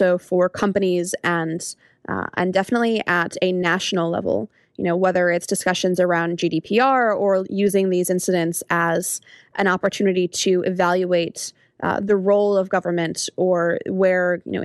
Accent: United States; as an American

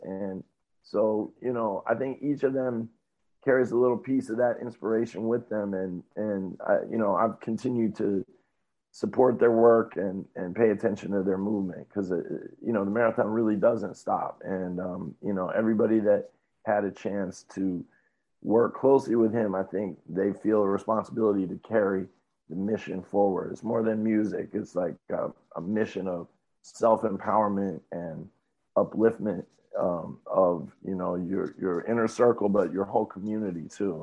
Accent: New York, United States; also born or lived in California; I was born in California, but most of my life I've been in New York

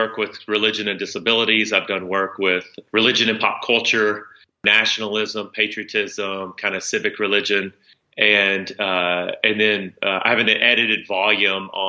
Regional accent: South Central Kentucky, United States; growing up in South Central Kentucky, if you're not part of a church community, there's a lot of privileges you don't have

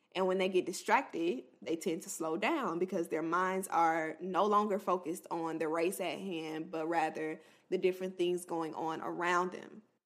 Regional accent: Florida, United States; an H B C U in Florida, my home state

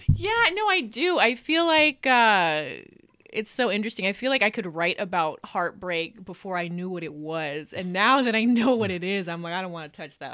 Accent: Reno, Nevada, United States; I am from Reno, Nevada. I was born and raised here. Yeah, I've been here all my life.

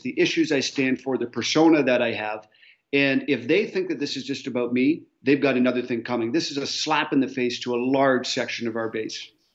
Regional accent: Canada; I as a Canadian

